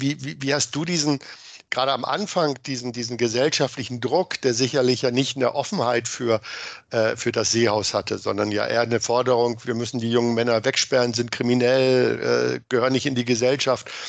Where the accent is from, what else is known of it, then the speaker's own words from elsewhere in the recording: Hameln, Lower Saxony, Germany; es sieht ja nicht aus wie das Gefängnis in meiner Heimatstadt, die Jugendvollzugsanstalt in Hameln